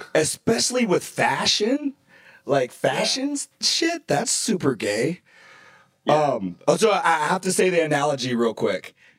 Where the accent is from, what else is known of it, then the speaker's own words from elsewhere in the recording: the South, United States; I'm from the South